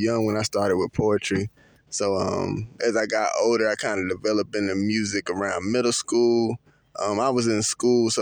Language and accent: English; Charlotte, North Carolina, United States; Born and raised, Charlotte native